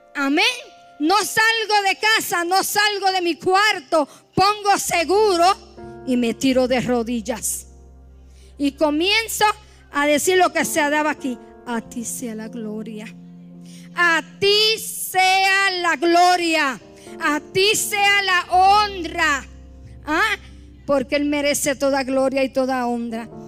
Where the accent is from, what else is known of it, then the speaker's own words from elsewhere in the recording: Puerto Rico; moved away; como decimos allá en mi isla